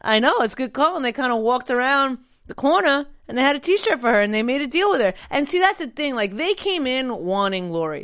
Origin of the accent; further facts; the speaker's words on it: New York, United States; I'm a New Yorker as well